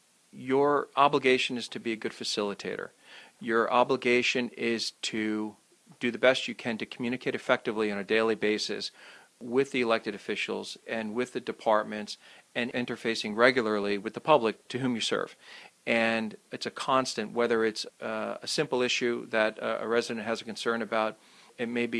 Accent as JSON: {"language": "English", "town": "Holmdel", "region": "New Jersey", "country": "United States", "tie": "born or raised there", "also_born_or_lived": "London, England / West Virginia", "said": "I grew up in Holmdel, and I've lived there all my life since 1968"}